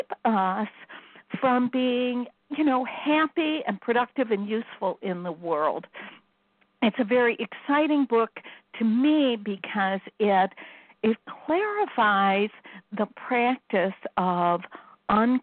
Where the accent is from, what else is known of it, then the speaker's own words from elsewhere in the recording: Chicago, Illinois, United States; now in Iowa, United States; I'm from Chicago